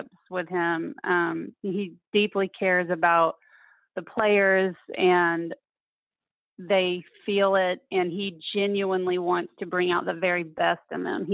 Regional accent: Fort Smith, Arkansas, United States; moved away as an adult; also born or lived in Arizona / Memphis, Tennessee; now in Tallahassee, United States; I grew up in Fort Smith, Arkansas, the northwest corner sort of Arkansas

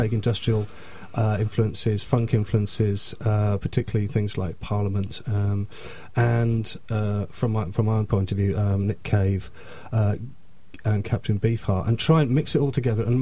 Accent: South Wales, United Kingdom; moved away as an adult; now in Sheffield, United Kingdom; So I'm not actually from Sheffield, I'm from South Wales

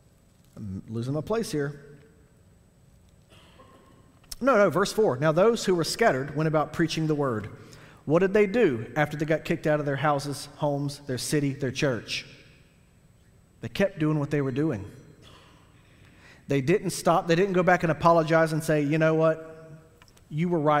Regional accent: United States; me as an American trying to be a disciple of Jesus right now

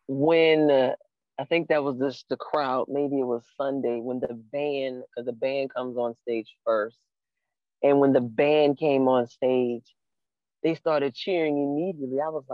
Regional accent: New Orleans, Louisiana, United States; Every time I go somewhere and they find out I'm from New Orleans

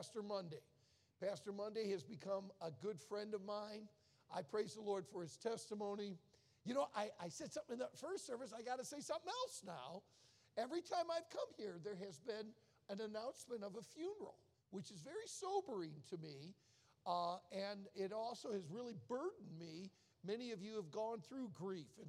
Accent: outside of Detroit, Michigan, United States; I was born and raised outside of Detroit

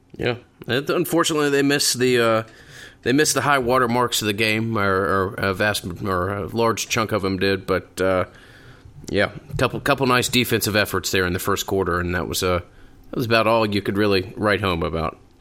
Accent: Atlanta, Georgia, United States; born and raised in Atlanta

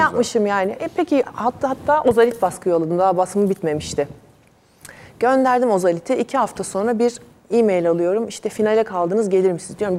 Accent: Istanbul, Turkey; Biz eski Tarabyalıyız doğma büyüme

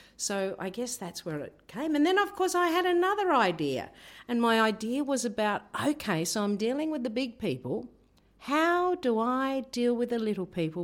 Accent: Tasmania, Australia; moved away as an adult; also born or lived in Torres Strait; now in Rockhampton, Australia; I grew up in Tasmania

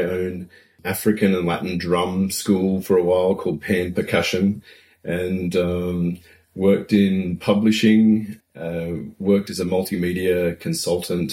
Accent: Newcastle, New South Wales, Australia; moved away as an adult; also born or lived in Melbourne / Byron Bay / Port Macquarie; now in Wellington, New Zealand; Originally from Australia

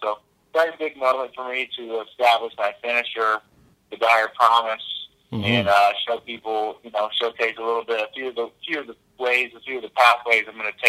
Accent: Northern Kentucky, United States; also born or lived in Atlanta, Georgia; Yeah, I was born in Atlanta, Georgia, but I was raised in Northern Kentucky my whole life. Northern Kentucky is just 10 minutes outside of Cincinnati, Ohio.

